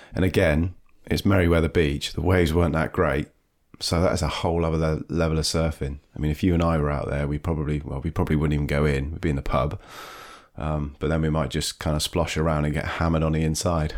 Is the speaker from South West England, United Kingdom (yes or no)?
yes; Devon, South West England, United Kingdom; also born or lived in Dorset; I grew up in Dorset originally, but was, spent most of my time in Devon